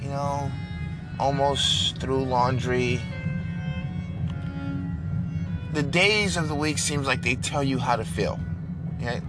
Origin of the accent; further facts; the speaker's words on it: New York, United States; now in Dallas, United States; I grew up in New York, a lot of Jewish, Italians, Albanians.